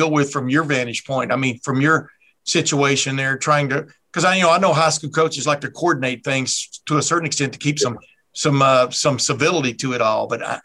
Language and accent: English; Alabama, United States; moved away; also born or lived in Texas; I was born in Alabama, raised in Alabama and Texas, went to Alabama home games